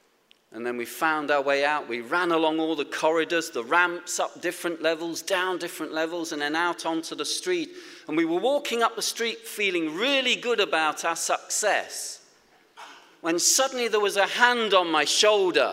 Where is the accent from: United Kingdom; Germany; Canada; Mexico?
United Kingdom; Nottingham, East Midlands; when I was a young man growing up in Nottingham